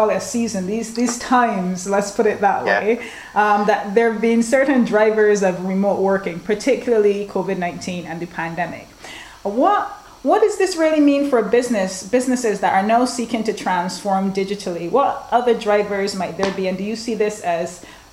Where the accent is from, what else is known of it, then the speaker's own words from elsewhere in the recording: Barbados; I'm from Barbados